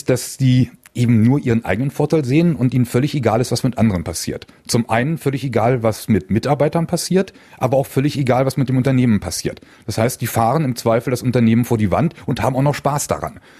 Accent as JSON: {"language": "German", "region": "Berlin", "country": "Germany", "tie": "born or raised there", "said": "Ich bin gebürtiger Berliner, habe dort nach dem Abitur Wirtschaftsingenieurwesen an der TU studiert"}